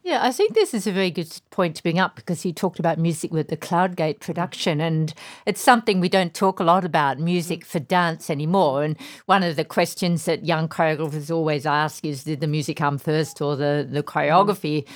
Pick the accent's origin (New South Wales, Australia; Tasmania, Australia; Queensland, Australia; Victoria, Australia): Tasmania, Australia; moved away as an adult; also born or lived in London; I come from Tasmania, which is a very small place. I think when I grew up, it had two hundred fifty thousand people.